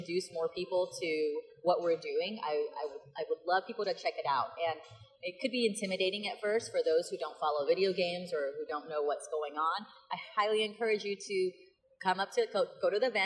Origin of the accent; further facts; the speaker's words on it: Dallas, Texas, United States; I'm from Dallas